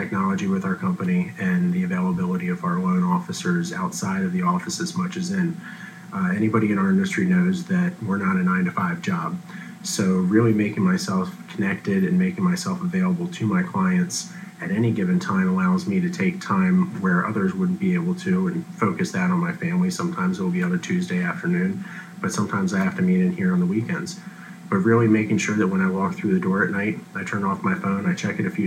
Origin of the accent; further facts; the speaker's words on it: Frederick, Maryland, United States; Born and raised in Frederick, I love my town